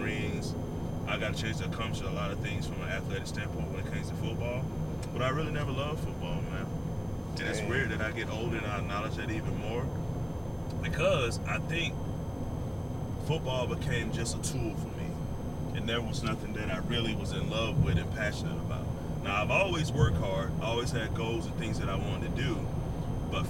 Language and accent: English; Montgomery, Alabama, United States; the address of the housing project that I grew up in Montgomery